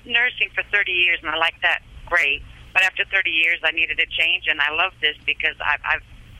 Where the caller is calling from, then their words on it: Maryland, United States; I'm calling in from Maryland. When I called you originally, I was in Arizona.